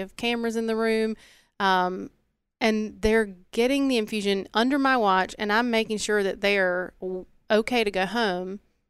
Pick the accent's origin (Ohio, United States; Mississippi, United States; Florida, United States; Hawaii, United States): Mississippi, United States; I'm from the Delta.